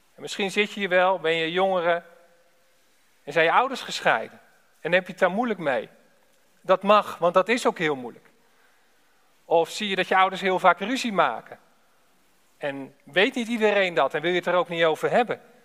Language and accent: Dutch; Alphen aan den Rijn, South Holland, Netherlands; Ik ben afkomstig uit Al van der Rijn